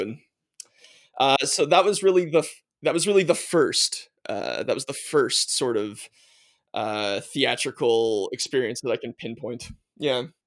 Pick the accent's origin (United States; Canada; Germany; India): Canada; Nova Scotia; also born or lived in Manitoba / Prince Edward Island; I was born in Manitoba, but, uh, moved to Nova Scotia fairly young. I think I was three and a half when we moved to Nova Scotia